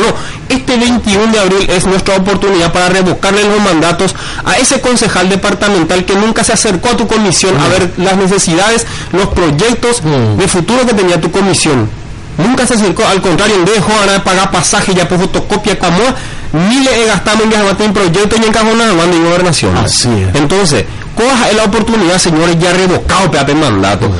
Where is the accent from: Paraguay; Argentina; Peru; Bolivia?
Paraguay; Altos, Cordillera; now in Arroyos y Esteros, Paraguay; vengo de la ciudad de Arroyo Estero, soy ciudadano arroyense, oriundo de Altos